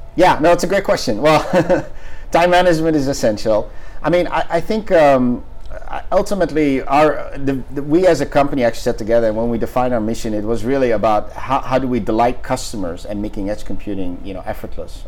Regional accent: Netherlands; moved away; I'm actually originally from the Netherlands

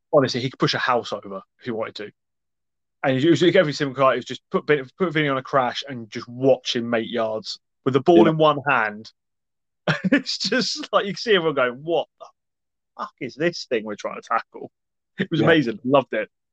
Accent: Scotland, United Kingdom; as a Scotsman

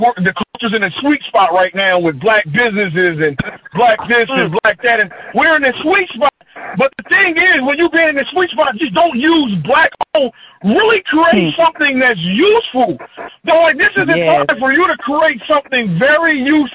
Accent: Pennsylvania, United States; I'm from Pennsylvania

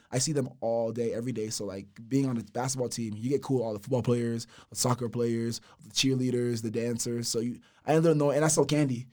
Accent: Houston, Texas, United States; Specifically in Houston, I'm from Fort Bend County

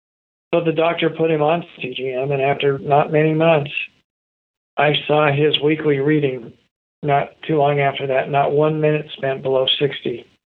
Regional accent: Idaho, United States; In fact, I got a note that I grew up in Idaho.

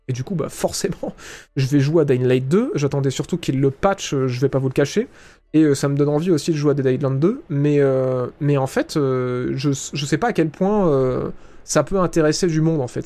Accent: France; accent: French; mon putain d'accent français dégueulasse

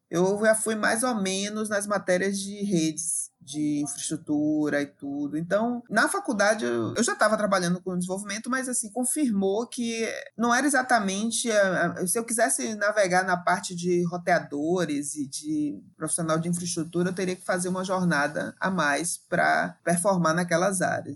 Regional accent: Salvador, Bahia, Brazil; Eu sou bem aqui dessa região de Salvador e do entorno da região metropolitana. Cresci em bairro popular

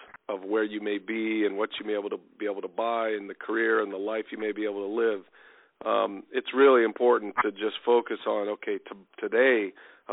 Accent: Texas, United States; I played all sports growing up in Texas. I played high school football in Texas

